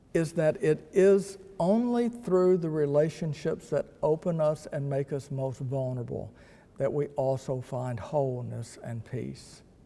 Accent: Texas, United States; I am a Texan

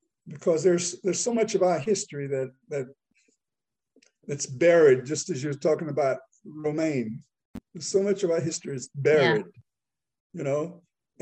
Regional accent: the South, United States; I grew up in the South, and I find that I'm able to live here

